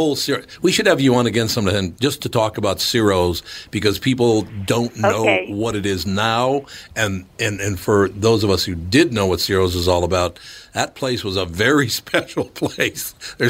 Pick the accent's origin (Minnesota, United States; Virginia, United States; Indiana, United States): Minnesota, United States; I'm from Minnesota